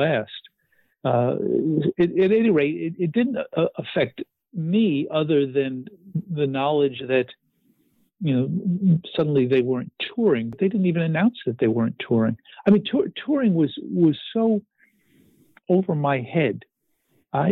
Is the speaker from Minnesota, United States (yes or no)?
no; the New York area, United States; I grew up in the New York area